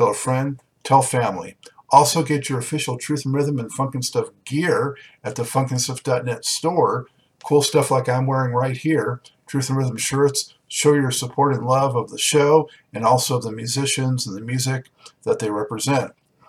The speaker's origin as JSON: {"language": "English", "town": "Los Angeles", "region": "California", "country": "United States", "said": "So, I'm from Los Angeles, fellow Los Angelino, as I mentioned to you before we went on air."}